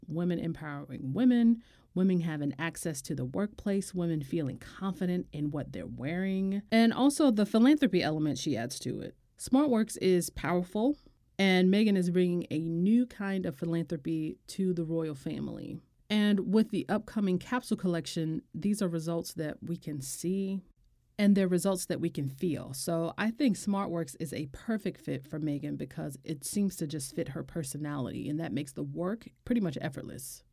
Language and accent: English; United States; as an American